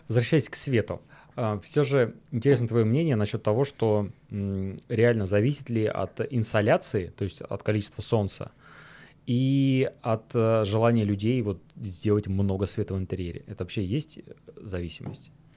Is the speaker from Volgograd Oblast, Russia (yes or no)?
yes; Volgograd, Volgograd Oblast, Russia; в Волгограде, в моем родном городе